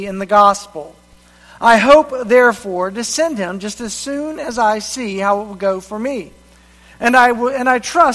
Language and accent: English; Reidsville, North Carolina, United States; moved away as an adult; also born or lived in Columbia, South Carolina; my hometown of Reidsville, North Carolina